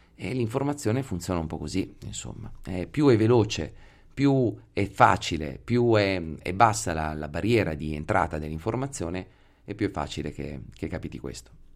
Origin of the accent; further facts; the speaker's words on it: Pesaro, Marche, Italy; now in Veneto, Italy; sono di Pesaro